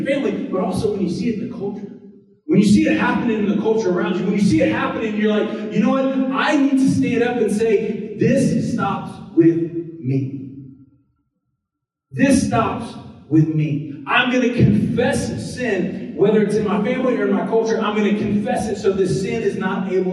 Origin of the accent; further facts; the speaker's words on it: the South, United States; When I was born in the South